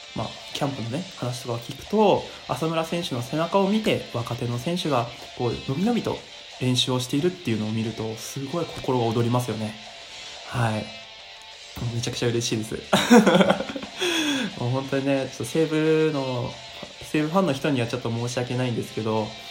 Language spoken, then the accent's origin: Japanese; Miyagi, Japan; 宮城県出身なので